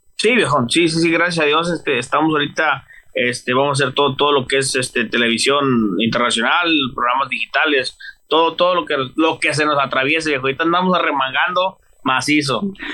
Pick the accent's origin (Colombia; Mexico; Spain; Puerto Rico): Mexico; Mazatlán, Sinaloa; de ahí de Mazatlán, Sinaloa